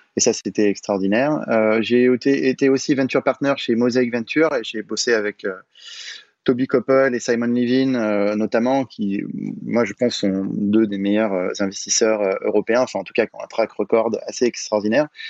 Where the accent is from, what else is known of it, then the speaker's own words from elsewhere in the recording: Paris, Île-de-France, France; je suis parisien, je toujours habité à Paris